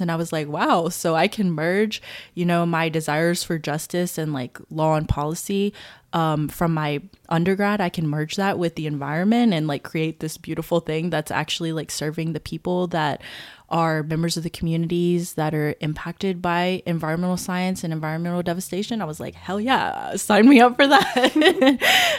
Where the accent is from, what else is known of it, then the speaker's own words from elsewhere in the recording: Baton Rouge, Louisiana, United States; also born or lived in Marshall Islands; I was born in the Marshall Islands, but I've grown up my entire life." um, in the Baton Rouge area of Louisiana